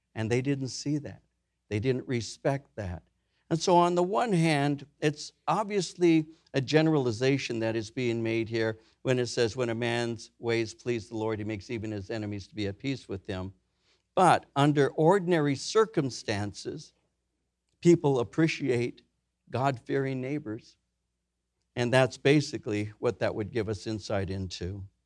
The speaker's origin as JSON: {"language": "English", "town": "Norwalk", "region": "California", "country": "United States", "tie": "born or raised there", "said": "I grew up in Norwalk. The city over was downy"}